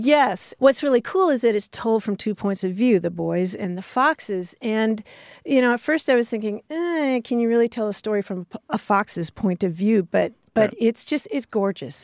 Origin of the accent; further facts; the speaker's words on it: Kentucky, United States; I grew up in Kentucky where the state religion is basketball